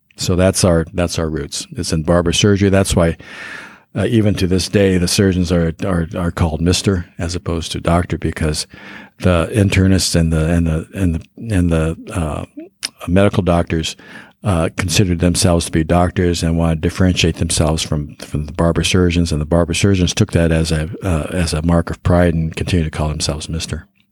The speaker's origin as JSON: {"language": "English", "town": "Denver", "region": "Colorado", "country": "United States", "tie": "born or raised there", "said": "I grew up in Denver"}